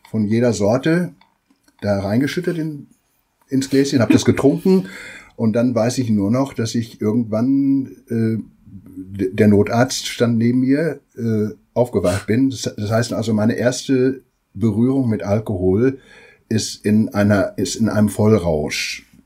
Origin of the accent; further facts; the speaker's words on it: Hemer, North Rhine-Westphalia, Germany; Äh, ich komme aus Hema im Sauerland